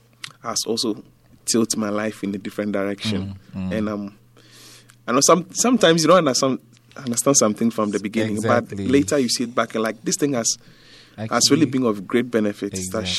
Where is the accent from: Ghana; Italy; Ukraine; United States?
Ghana; also born or lived in Accra; I grew up... in Dungua.